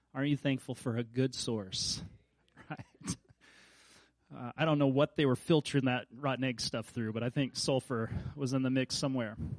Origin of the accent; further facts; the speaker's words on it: Kansas, United States; I grew up in Kansas